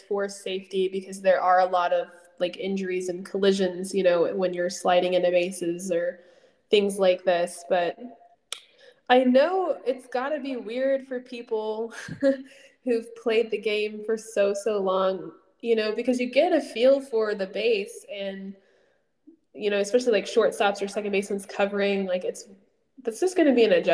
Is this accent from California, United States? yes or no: no; Houston, Texas, United States; I'm from Houston. I live in Houston.